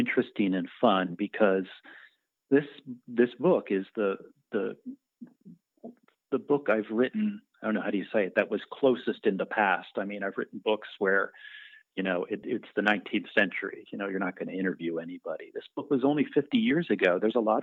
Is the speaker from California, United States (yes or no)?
no; Philadelphia, Pennsylvania, United States; I'm originally from Philadelphia, from the East Coast.